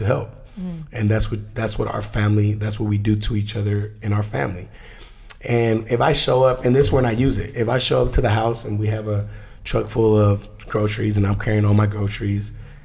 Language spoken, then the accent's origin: English; United States; I was brought to the US at 11 months old, undocumented.